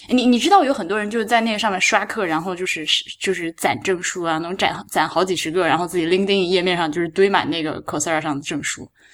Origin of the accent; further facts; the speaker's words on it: Hubei, China; 我湖北人